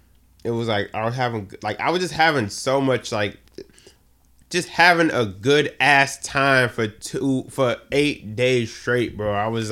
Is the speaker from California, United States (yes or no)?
no; Boston, Massachusetts, United States; also born or lived in the South (US); I grew up in Boston.